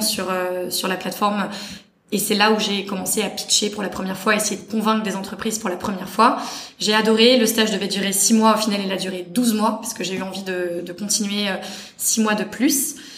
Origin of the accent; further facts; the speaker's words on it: Paris, Île-de-France, France; moved away as an adult; also born or lived in London; j'ai grandi dans l'Ouest parisien, euh, Boulogne-Billancourt est le, le 16e